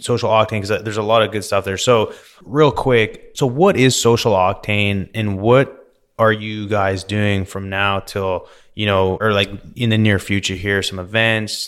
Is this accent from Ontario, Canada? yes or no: no; Vernon, British Columbia, Canada; now in Houston, United States; I grew up in Vernon, B C, grew up, you know, playing sports, partying